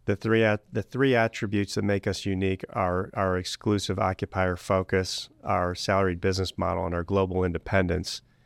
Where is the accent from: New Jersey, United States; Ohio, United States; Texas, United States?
Ohio, United States; Cleveland; I was born and raised in Greater Cleveland